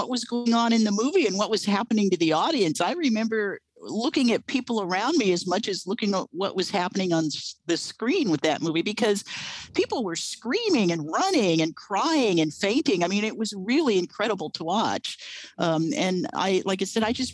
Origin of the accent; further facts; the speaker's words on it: Los Angeles, California, United States; I grew up in the Southern California area. I am born and raised Los Angelino